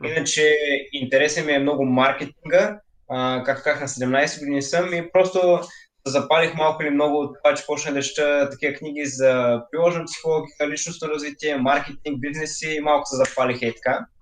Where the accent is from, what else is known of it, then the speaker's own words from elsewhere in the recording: Varna, Varna Province, Bulgaria; от Варна съм и съм на 17 години